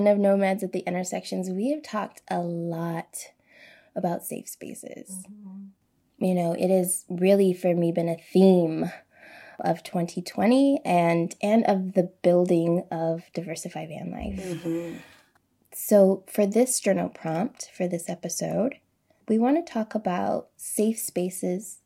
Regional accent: United States; I'm an American.

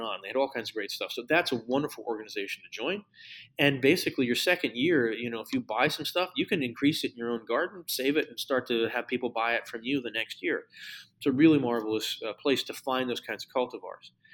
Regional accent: Connecticut, United States; near the house where I grew up in Connecticut

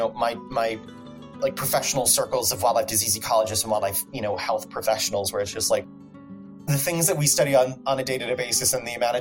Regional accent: Atlanta, Georgia, United States; now in Chicago, United States; I'm from Atlanta, Georgia

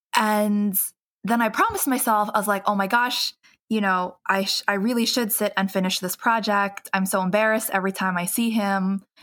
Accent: New York City, New York, United States; my hometown, which is um, Queens, New York

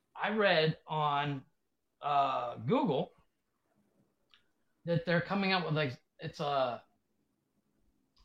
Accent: Ohio, United States; growing up in Ohio

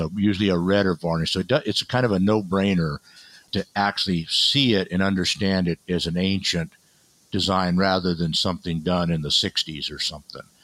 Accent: Barstow, California, United States; also born or lived in Needles, California; a little bit in Needles, California, and Barstow, California. So it's Mojave Desert

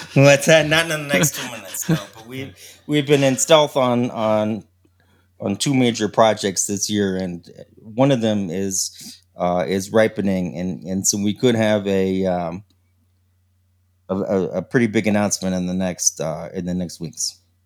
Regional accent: Connecticut, United States; also born or lived in New York City; I grew up in Connecticut in New York

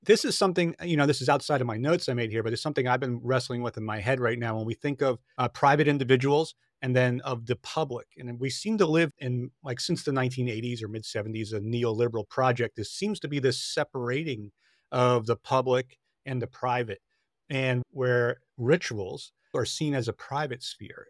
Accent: Long Island, New York, United States; when I was a child, I grew up on Long Island in New York

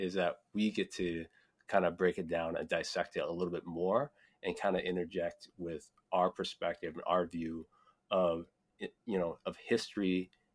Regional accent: Iowa, United States; growing up in Iowa

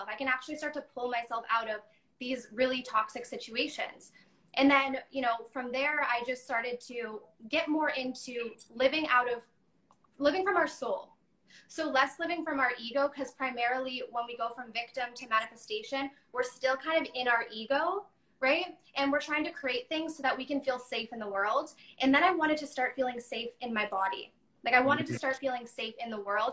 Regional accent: Chicago, Illinois, United States; also born or lived in Texas / Toronto, Canada; now in Vancouver, Canada; I moved to Chicago. So I lived there for a little while

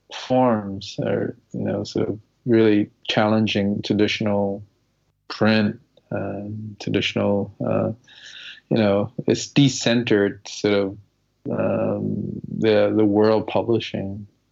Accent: Malden, Massachusetts, United States; growing up in Malden

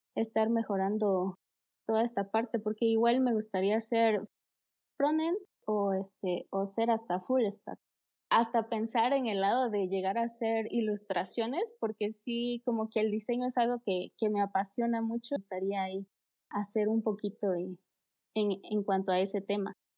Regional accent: Oaxaca, Mexico; yo soy de Oaxaca, México.

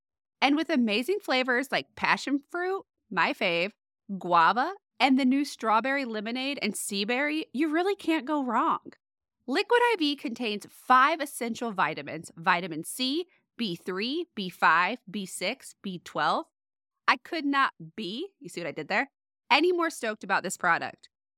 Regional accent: Indiana, United States; because I moved to Blackford in 2004 from Marion, Indiana, and it's like triple the size, at least, of what Blackford, the whole county is. So to me, it's still that little safe town that I grew up in.

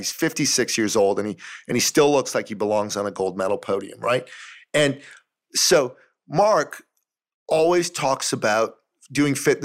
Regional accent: Toronto, Ontario, Canada; my hometown of Toronto

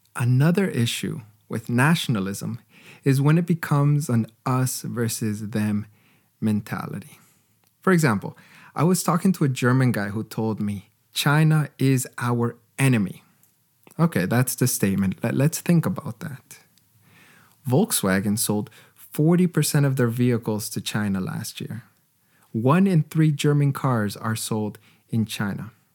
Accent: Canada; As a Canadian

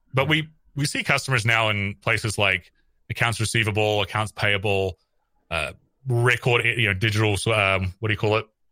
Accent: New Zealand; moved away as an adult; also born or lived in San Francisco, United States; I'm from New Zealand originally. I came to Silicon Valley in two thousand eleven

